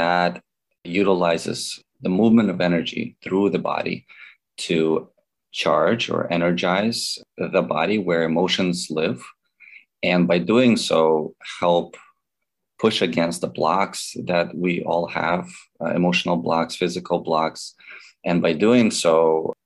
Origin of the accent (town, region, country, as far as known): Baltimore, Maryland, United States; born or raised there; moved away as an adult; also born or lived in Belarus; now in California, United States